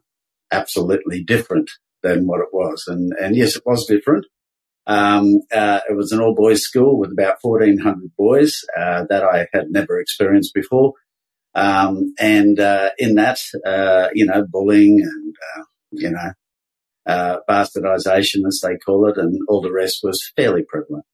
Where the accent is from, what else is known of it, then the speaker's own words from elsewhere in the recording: Brisbane, Queensland, Australia; moved away; also born or lived in Sydney; I was born up in Brisbane. I'm a Queensland boy, born in the mid-50s